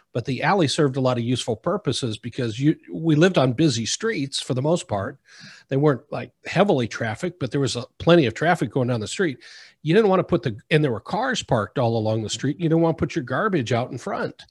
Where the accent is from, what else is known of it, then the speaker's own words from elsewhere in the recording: Midwest, United States; now in South Florida, United States; Growing up in the Midwest, there was no water planning